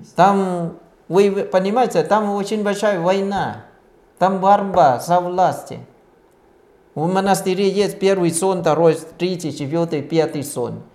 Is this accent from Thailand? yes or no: yes; Thailand; Russian is a second language; now in Russia; я родился в Таиланде